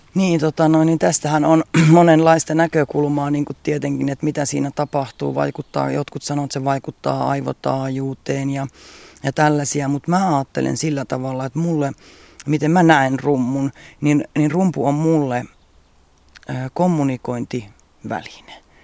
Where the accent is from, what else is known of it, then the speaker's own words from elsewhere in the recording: Central Finland, Finland; mä olen keskisuomalainen, keskisuomalainen, mutta sitten mulla on myös ne Karjalan juuret